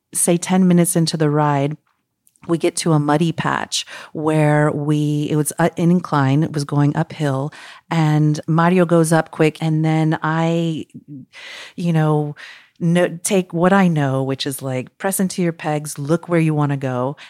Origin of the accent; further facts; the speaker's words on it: Mexico City, Mexico; now in Costa Rica; I'm originally from Mexico City